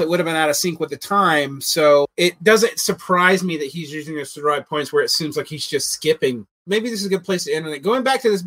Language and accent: English; Georgia, United States; growing up in Georgia